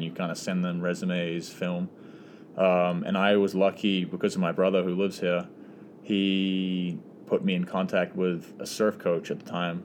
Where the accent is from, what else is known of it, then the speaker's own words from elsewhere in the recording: Auckland, New Zealand; moved away as an adult; now in San Diego, United States; originally from New Zealand, um, Auckland, and so grew up there. Lived in the same house my whole life